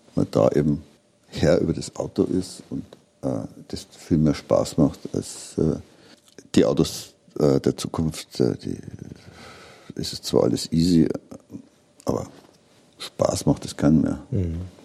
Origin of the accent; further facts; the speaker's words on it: Regensburg, Bavaria, Germany; ich komme aus Regensburg